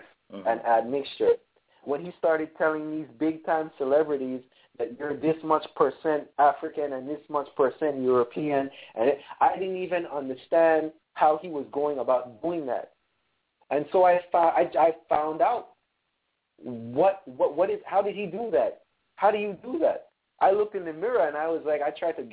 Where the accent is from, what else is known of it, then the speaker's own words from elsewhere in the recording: Punta Gorda, Toledo District, Belize; moved away; I'm from Punta Gorda, Belize